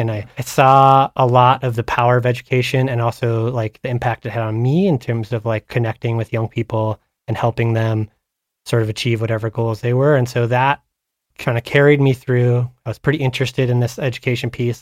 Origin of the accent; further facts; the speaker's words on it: Havre, Montana, United States; I grew up in Haver, Montana, up on the High Line